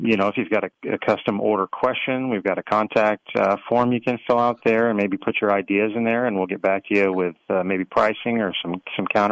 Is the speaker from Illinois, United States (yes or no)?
no; Texas, United States; we're from Texas, so made by Texans and veterans